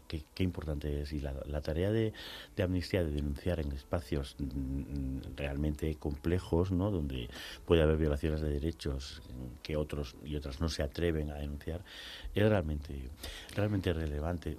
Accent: Spain; lo vivimos en nuestra carne propia como españoles, españolas

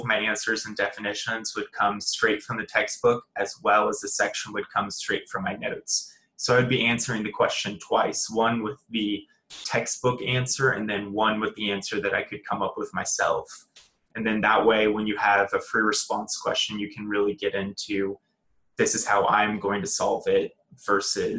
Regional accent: The Woodlands, Texas, United States; moved away as an adult; now in Waco, United States; I'm originally from the Woodlands, Texas

